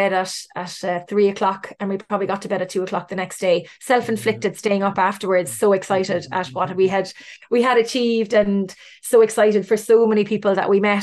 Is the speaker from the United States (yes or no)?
no; Cork, Munster, Ireland; I'm from Cork